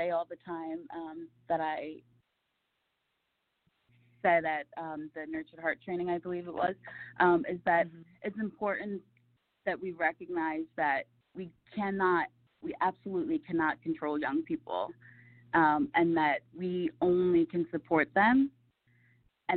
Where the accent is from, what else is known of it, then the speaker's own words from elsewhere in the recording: Camden, New Jersey, United States; I came from Camden, New Jersey, and I was born and raised surrounded by so much chaos and angst